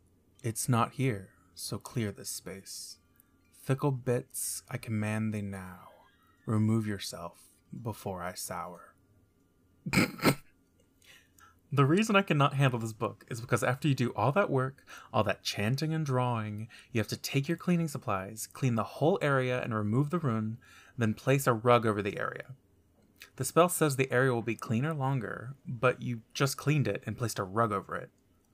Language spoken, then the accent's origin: English; the South, United States; born there; I am 23 years old. I was born in the Bible Belt of America